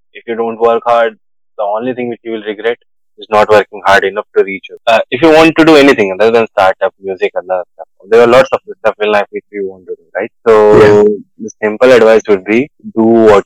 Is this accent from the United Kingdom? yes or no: no; Hindi belt of India, India; Hindi is like because I'm from Hindi belt of India, and English is because I'm from India